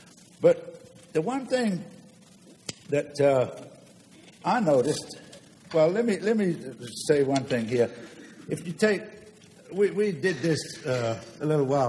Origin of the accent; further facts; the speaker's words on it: London, United Kingdom; now in United States; I'm a drummer. I came from London.